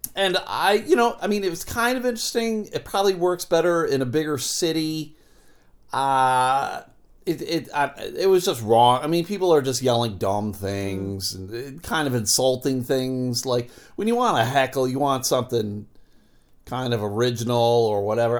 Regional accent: Buffalo, New York, United States; moved away as an adult; now in Michigan, United States; I grew up in Buffalo. I've lived here in Michigan

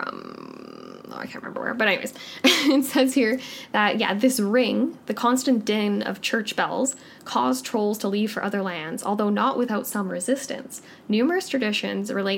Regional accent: Canada; I'm Canadian

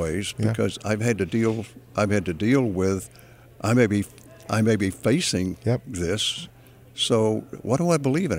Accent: Texas, United States; I'm a Texan.

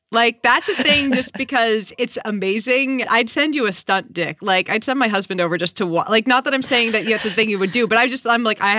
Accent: New Hampshire, United States; now in California, United States; I'm originally from New Hampshire and now I live in California.

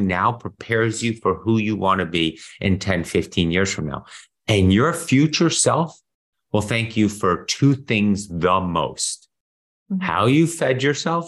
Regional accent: Germany; moved away; I grew up in Europe, especially Germany

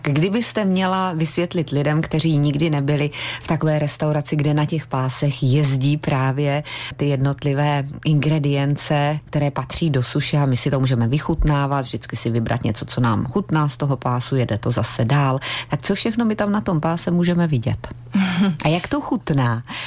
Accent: Czechia

